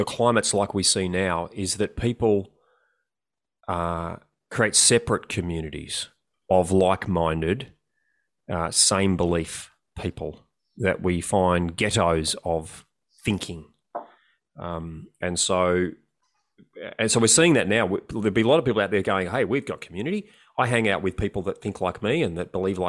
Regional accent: Australia; we're Australian.

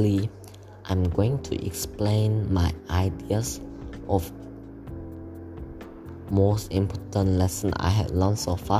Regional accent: South Korea; English is a second language; now in Malaysia; I'm from Korea, which is South place, and I'm studying in Malaysia International School right now.

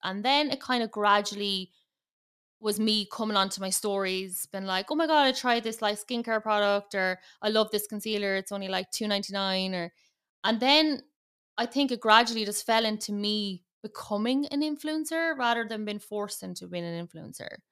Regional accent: Ireland; accent: big Irish accent; I'm based in Ireland, as you can probably tell from the big Irish accent

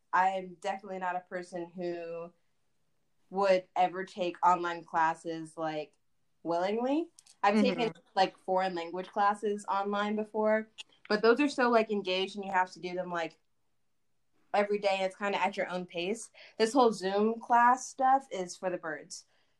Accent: Texas, United States; I love being a Texan

